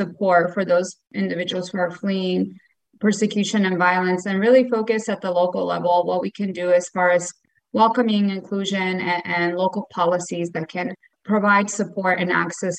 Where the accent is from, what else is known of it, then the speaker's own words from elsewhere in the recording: Bosnia & Herzegovina; now in Phoenix, United States; So I'm actually originally from Bosnia and Herzegovina, which is Eastern Europe. I'm a former refugee that was resettled here in Phoenix, Arizona.